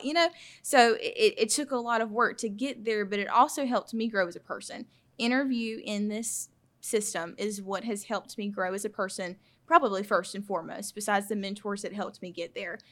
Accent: Claxton, Georgia, United States; I'm from Claxton, Georgia

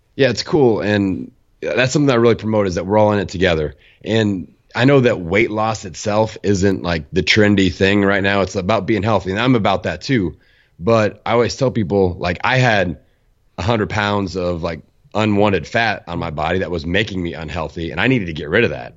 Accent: Bloomington, Indiana, United States; my hometown, Bloomington, Indiana

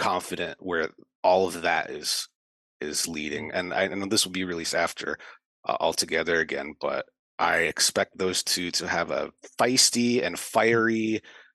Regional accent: United States; As an American

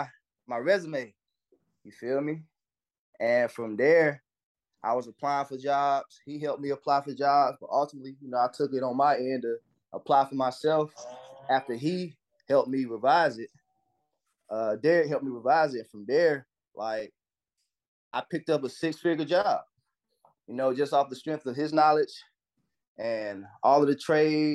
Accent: North Carolina, United States; also born or lived in Florida; now in Nevada, United States; I'm from North Carolina

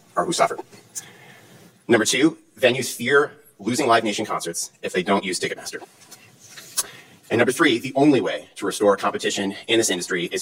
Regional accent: Cleveland, Ohio, United States; I grew up in Cleveland, Ohio

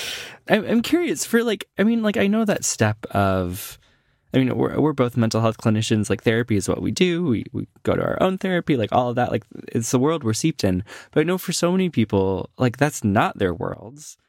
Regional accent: Midwest, United States; moved away; I grew up in the Midwest

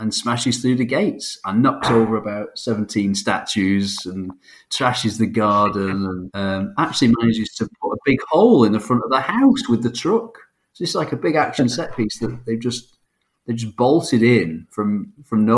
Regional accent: Manchester, North West England, United Kingdom; We're from Manchester

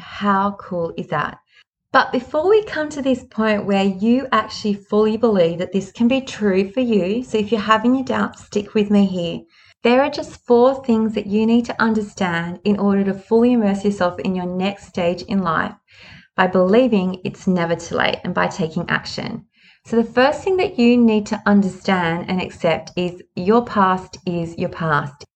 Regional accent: Sydney, New South Wales, Australia; I was born in Sydney.

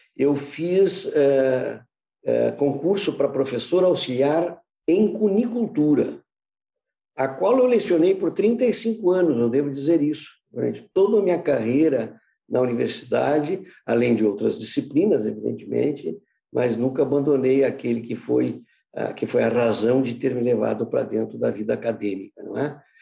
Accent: Porto Alegre, Rio Grande do Sul, Brazil; also born or lived in United States; eu sou porto-alegrense, nasci em 1950

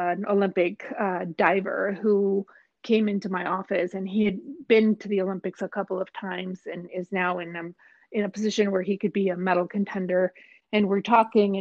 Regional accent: Mexico; moved away as an adult; now in United States; I'm originally from Mexico, so I worked in Mexico

